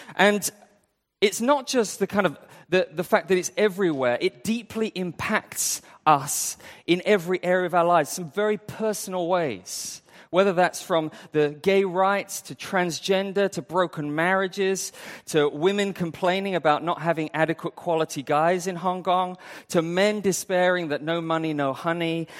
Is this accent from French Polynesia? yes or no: no; United Kingdom; moved away; I, I'm from U K